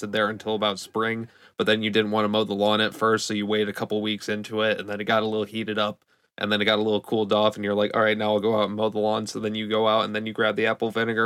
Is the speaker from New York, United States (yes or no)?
no; Michigan, United States; I'm from Michigan.